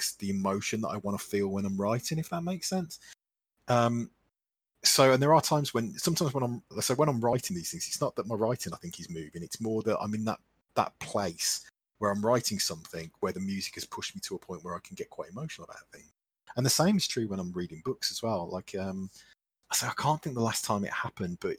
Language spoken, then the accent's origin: English; Midlands, United Kingdom; accent: Midlands; I'm in the Midlands, which you can probably tell from my accent